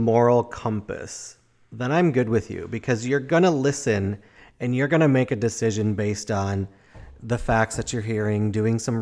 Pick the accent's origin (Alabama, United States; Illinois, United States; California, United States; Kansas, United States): Illinois, United States; Chicago; moved away; also born or lived in Madison; I grew up in Chicago